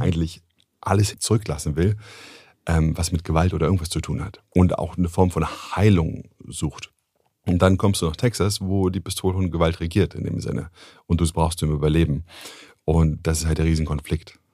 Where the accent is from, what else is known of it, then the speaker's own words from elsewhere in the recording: Germany; wenn man als Deutscher ins Ausland kommt